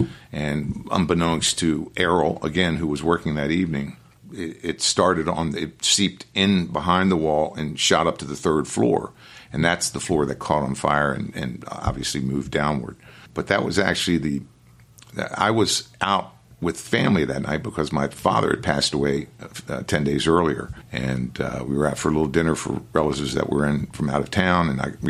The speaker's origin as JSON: {"language": "English", "town": "Annapolis", "region": "Maryland", "country": "United States", "tie": "born or raised there", "said": "I'm born and raised in Annapolis."}